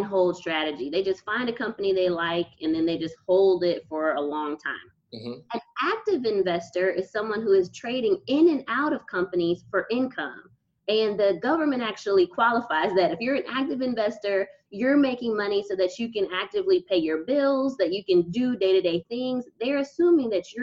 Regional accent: Texas, United States; moved away as an adult; I was from Texas and had never been anywhere before

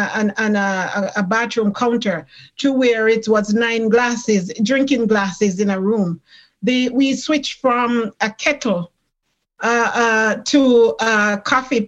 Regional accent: Jamaica; now in Toronto, Canada; I came from Jamaica. I am a Jamaican born, and when I came in this country

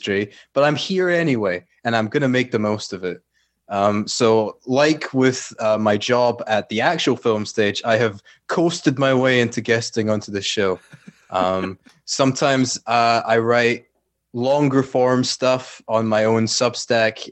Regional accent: Glasgow, Scotland, United Kingdom; accent: Scottish; I was born in Glasgow. I live in a suburb of Glasgow

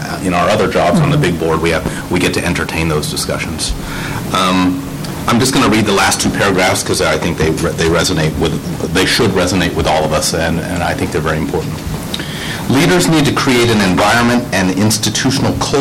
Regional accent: Houston, Texas, United States; I'm a born and raised Texan. I was born in Houston, the home of NASA

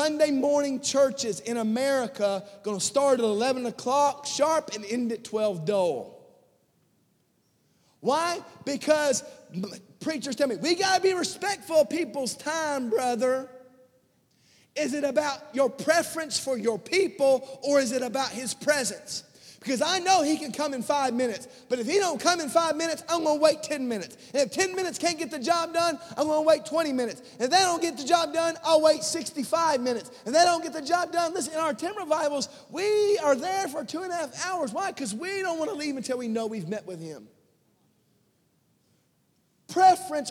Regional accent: United States; as American believers

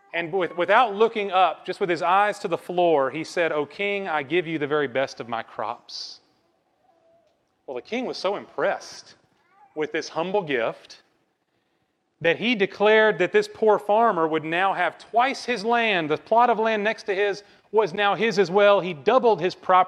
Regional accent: Bible Belt, the South, United States; raised up in Bible Belt culture, just like me

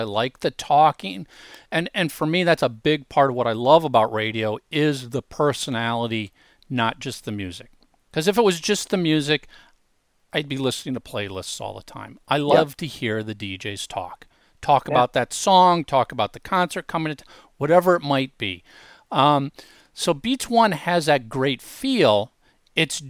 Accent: Minnesota, United States; as a kid, I grew up in Minnesota

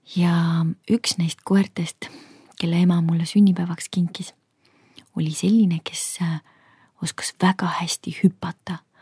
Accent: Kohtla-Järve, Ida-Viru County, Estonia; mina kasvasin üles Kohtla-Järvel

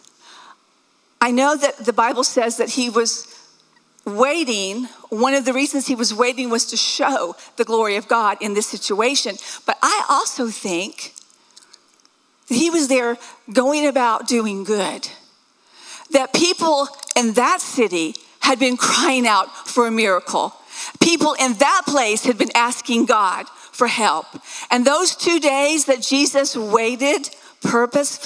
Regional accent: the South, United States; I was raised in the South

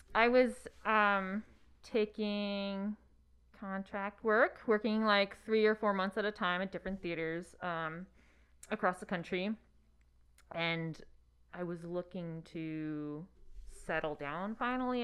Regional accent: Hudson Valley, upstate New York, United States; moved away; it's two hours north of New York City, one hour south of Albany. Um, yeah, Hudson Valley.

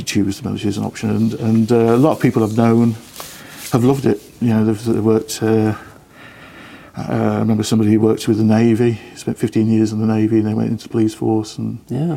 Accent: Birmingham, West Midlands, United Kingdom; also born or lived in Acocks Green / Lichfield; I was raised in England, yeah. A little place called Stechford, which is down Birmingham Way

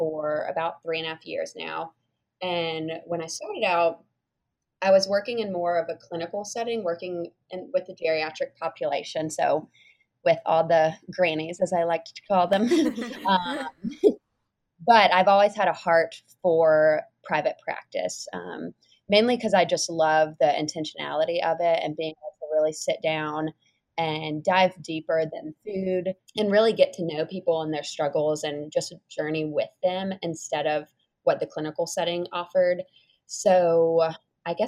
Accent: Mount Pleasant, South Carolina, United States; also born or lived in Nashville, Tennessee; I am originally from Mount Pleasant, South Carolina

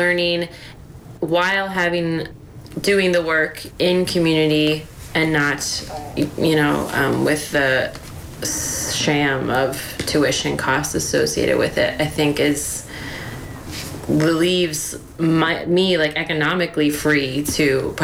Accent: East Coast, United States; now in Pacific Northwest, United States; I am from the East Coast, a transplant in the Pacific Northwest

